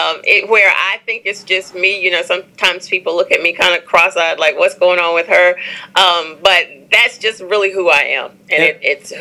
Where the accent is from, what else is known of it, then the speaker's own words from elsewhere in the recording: Atlanta, Georgia, United States; also born or lived in Brooklyn; now in Charlotte, United States; So I was born in Brooklyn, lived in Charlotte, then moved to Atlanta and in my early 20s when my daughter was very young. And so I always say that I grew up in Atlanta.